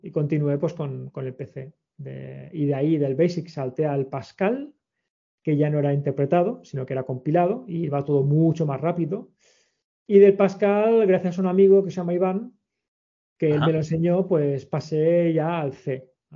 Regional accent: Sant Boi de Llobregat, Catalonia, Spain; soy de Sanboy

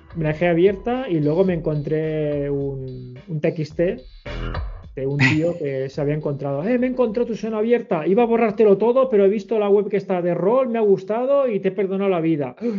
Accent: Sant Boi de Llobregat, Catalonia, Spain; soy de Sanboy

